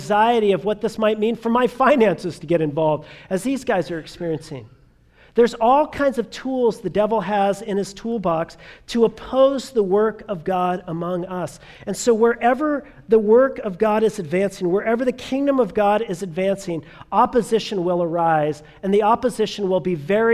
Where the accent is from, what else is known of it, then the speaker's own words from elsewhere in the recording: Southern California, United States; I grew up in Southern California, and so therefore I grew up as a child of the 80s